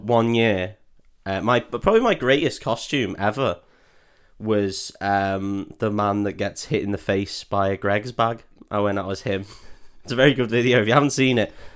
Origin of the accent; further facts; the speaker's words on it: United Kingdom; as a Brit